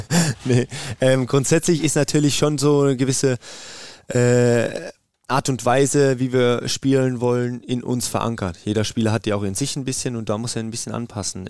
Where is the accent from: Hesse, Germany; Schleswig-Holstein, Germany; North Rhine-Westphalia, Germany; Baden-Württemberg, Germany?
Baden-Württemberg, Germany; Karlsruhe-Heidelberg region; moved away as an adult; now in Meerbusch, Germany; wir sind ja ähm, aus der Region Karlsruhe-Heidelberg, aus der Ecke